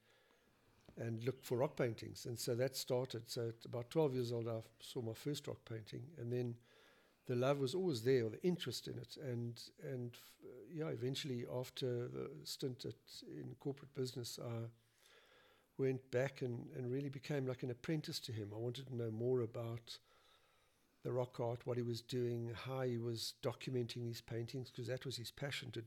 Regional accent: Cape Town, Western Cape, South Africa; moved away as an adult; I was born in Cape Town, went to school there in university

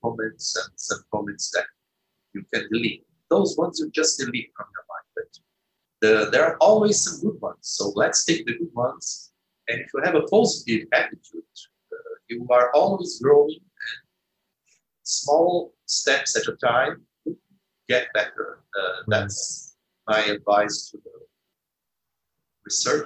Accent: Brazil; we are from Brazil or from the third world

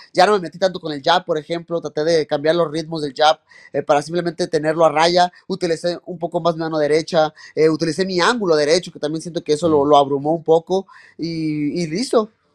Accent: Mexico; uno como mexicano, uno como latino

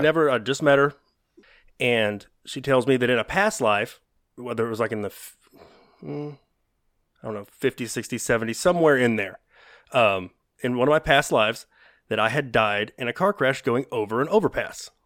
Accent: the South, United States; accent: Southern; That's my Southern accent

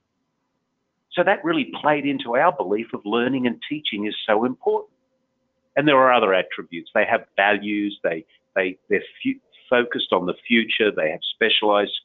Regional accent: Australia; moved away; in my home country, in the middle of the desert

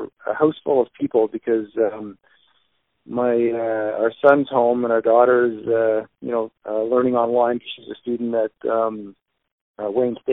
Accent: London, Ontario, Canada; now in Windsor, Canada; growing up in London, we had a small shop in our garage

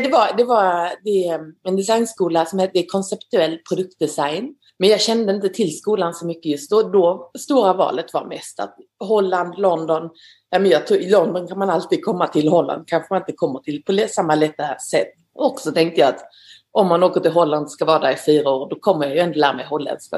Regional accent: Gumlösa, Skåne, Sweden; moved away as an adult; also born or lived in Netherlands; now in Paris, France; Jag kommer från eh, Skåne, från eh, nordöstra Skåne, en liten, liten by kallad Gumlösa på en gård som heter Sinklasholm.

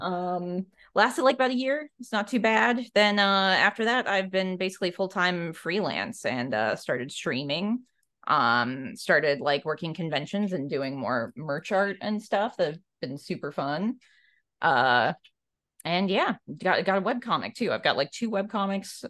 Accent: Alaska, United States; moved away as an adult; also born or lived in Minneapolis, Minnesota; now in Portland, United States; I was coming from Alaska

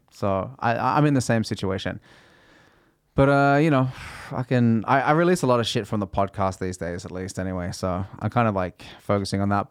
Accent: Australia; first language English; now in Norway; I grew up playing tennis in Australia

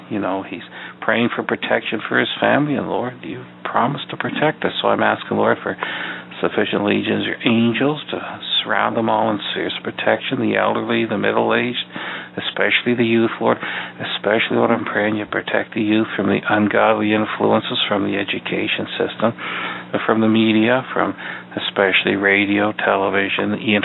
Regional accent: Canada; also born or lived in Ottawa; I'm a Canadian, and I used to work in Parliament Hill in Ottawa for 28 years

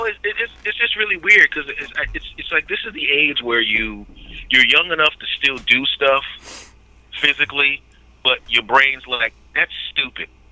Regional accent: Philadelphia, Pennsylvania, United States; moved away; my hometown of Philadelphia

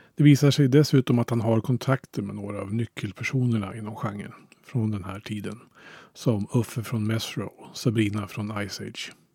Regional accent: Hallstahammar, Västmanland, Sweden; hemma i Hallstahammar.

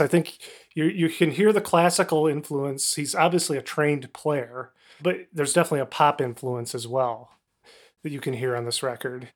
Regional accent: Kalamazoo, Michigan, United States; I'm from Kalamazoo, Michigan, and was forced to listen to classic rock stations

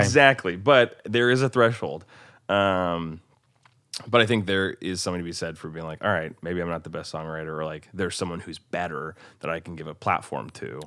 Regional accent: Bellevue, Nebraska, United States; also born or lived in Omaha, Nebraska; now in Nashville, United States; I'm from Omaha, Nebraska originally, actually technically Bellevue, Nebraska

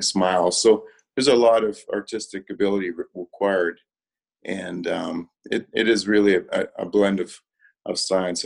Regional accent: Spirit River, Alberta, Canada; I grew up in Spirit River, Alberta, so that's north of Grand Prairie, quite far north, a population of 1,000

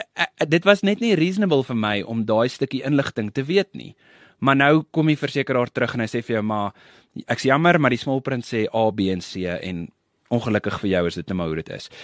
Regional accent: Pretoria, Gauteng, South Africa; Ek het uh groot geword en gebore, groot geword, geswat daar in Pretoria

